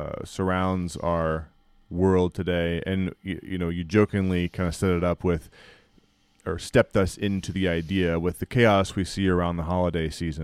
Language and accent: English; Appalachia, United States; I'm Appalachian, brother.